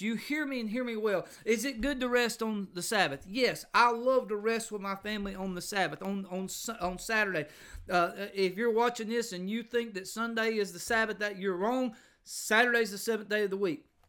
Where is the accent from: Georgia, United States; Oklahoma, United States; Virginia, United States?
Georgia, United States; I, I grew up in, uh, Georgia